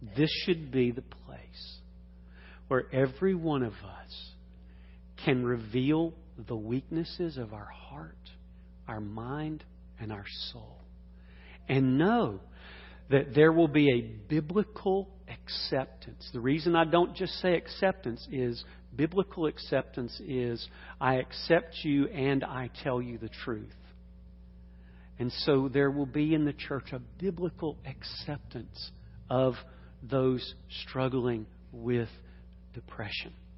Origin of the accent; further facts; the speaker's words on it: Atlanta, Georgia, United States; growing up in Atlanta